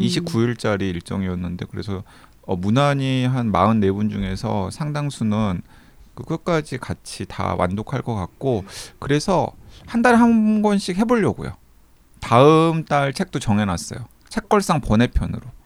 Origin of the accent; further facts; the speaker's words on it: South Korea; moved away; 저는 서남해안의 항구 도시에서 태어났잖아요